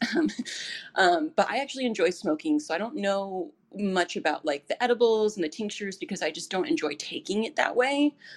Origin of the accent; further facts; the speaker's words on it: Thousand Oaks, California, United States; now in Santa Monica, United States; I was born in Thousand Oaks, so I know where Ventura is